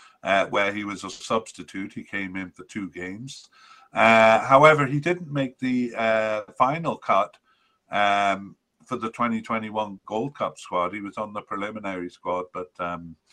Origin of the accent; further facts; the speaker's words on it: Canada; as a Canadian